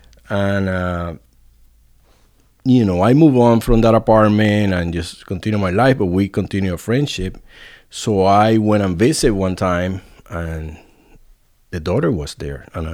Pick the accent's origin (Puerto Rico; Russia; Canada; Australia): Puerto Rico; moved away as an adult; also born or lived in Providence, Rhode Island; now in Dickson, United States; I'm originally from Puerto Rico.